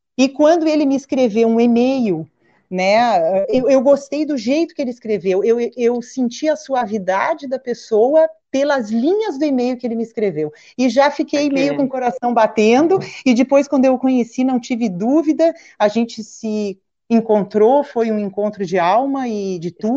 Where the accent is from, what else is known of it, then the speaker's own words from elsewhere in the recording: Rio Grande do Sul, Brazil; moved away as an adult; also born or lived in São Paulo; now in Porto Alegre, Brazil; Eu sou gaúcha